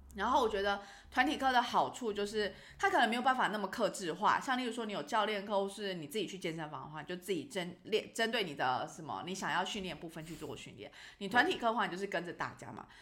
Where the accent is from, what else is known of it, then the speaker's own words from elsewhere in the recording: Taiwan; now in Luxembourg; 我就是回台湾的时候